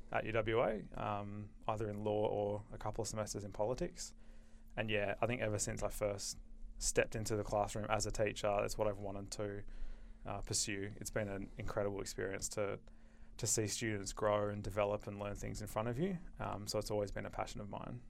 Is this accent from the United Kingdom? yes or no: no; Perth, Western Australia, Australia; I grew up in Perth, finished school in two thousand nine, and came straight to U